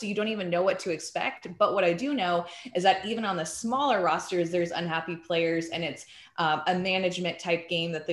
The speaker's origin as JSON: {"language": "English", "region": "Texas", "country": "United States", "said": "I'm from Texas"}